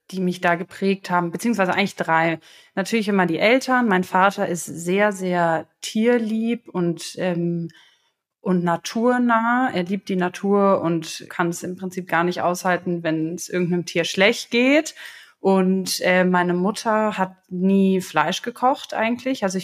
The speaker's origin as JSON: {"language": "German", "town": "Potsdam", "region": "Brandenburg", "country": "Germany", "said": "Also, ich komme aus Potsdam, ähm, bin 26 Jahre alt"}